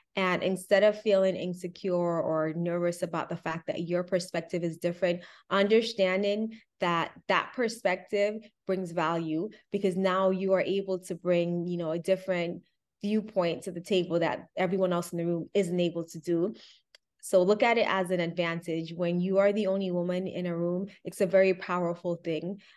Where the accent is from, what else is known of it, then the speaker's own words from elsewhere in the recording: Miami, Florida, United States; I grew up in Miami